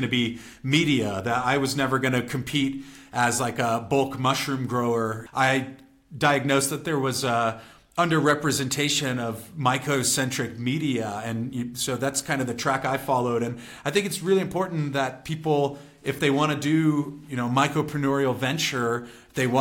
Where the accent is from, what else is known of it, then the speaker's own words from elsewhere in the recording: California, United States; I'm from California